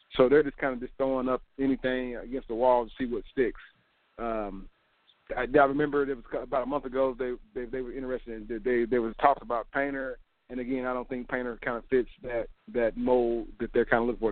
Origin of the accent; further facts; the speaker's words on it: Indiana, United States; I grew up here in Indiana, in, in the Midwest